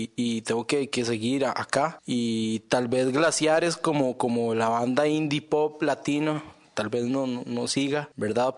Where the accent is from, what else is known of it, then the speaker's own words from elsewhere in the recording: Costa Rica; first language Spanish; moved away as an adult; el español de donde yo vengo